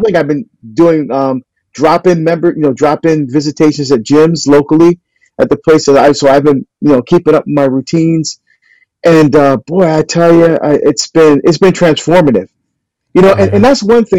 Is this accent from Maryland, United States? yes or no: no; New Jersey, United States; I'm from New Jersey. I grew up on steak and ribs and burgers and bratwurst, Italian sausage